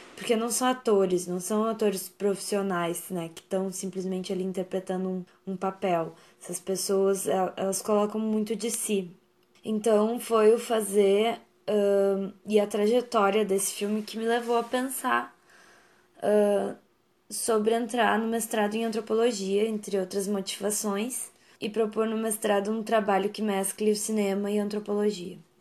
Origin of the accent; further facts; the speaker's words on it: São Lourenço do Sul, Rio Grande do Sul, Brazil; moved away as an adult; also born or lived in Pelotas; now in Porto Alegre, Brazil; eu nasci em São Lourenço do Sul, uma cidade próxima de Pelotas